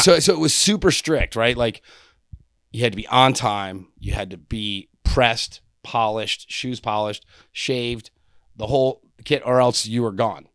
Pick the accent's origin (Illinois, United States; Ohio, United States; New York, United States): New York, United States; I was from New York and my parents, my parents cooked mac and cheese out of a box